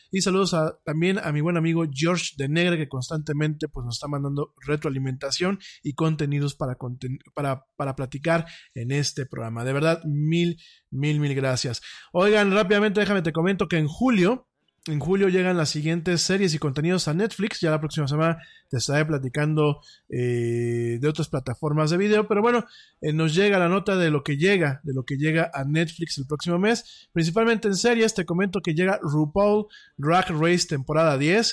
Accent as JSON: {"language": "Spanish", "country": "Mexico", "said": "como mexicano"}